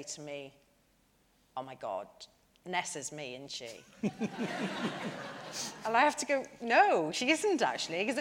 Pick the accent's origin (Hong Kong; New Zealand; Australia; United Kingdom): United Kingdom; Porthcawl, Wales; I'm from Porthcawl, which is just down the road from Barry